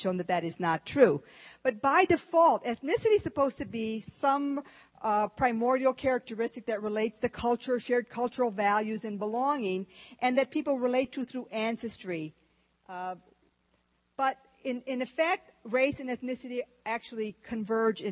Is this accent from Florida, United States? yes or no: no; Texas, United States; moved away; also born or lived in Michigan; I was born in Texas. Lone Star